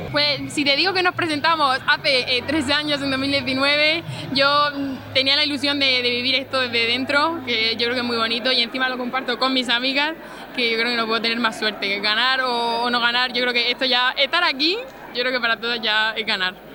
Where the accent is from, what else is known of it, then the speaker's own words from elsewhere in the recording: Torre Pacheco, Region of Murcia, Spain; represento a mi pueblo, a Torre Pacheco